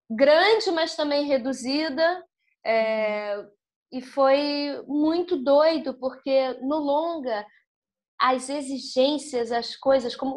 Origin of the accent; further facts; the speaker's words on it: Brazil; Somos brasileiros